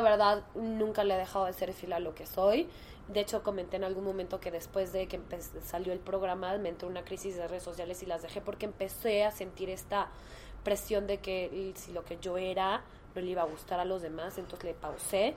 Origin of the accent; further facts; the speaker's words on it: Mexico; como mujer en México